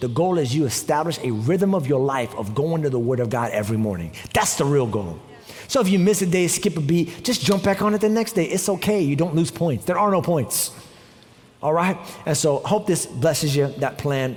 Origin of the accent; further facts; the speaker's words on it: New York, United States; moved away; I'm also from New York.